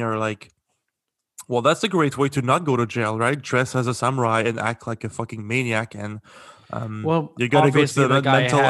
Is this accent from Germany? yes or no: no; Quebec City, Quebec, Canada; moved away; I'm from Quebec City